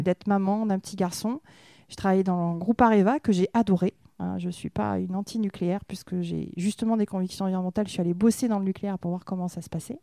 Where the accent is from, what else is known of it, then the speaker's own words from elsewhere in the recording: Saint-Vincent-de-Paul, Nouvelle-Aquitaine, France; also born or lived in New Caledonia; je suis native de la région bordelaise. Je suis née dans le nord Bordeaux, euh, au bord de la Dordogne, dans mhm. un petit village à Saint-Vincent-de-Paul